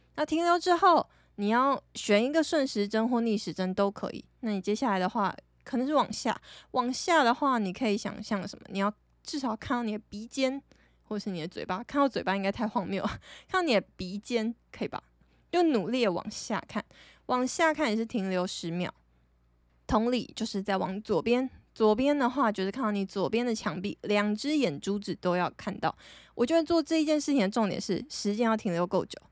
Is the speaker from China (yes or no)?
no; Taiwan; 我是台湾人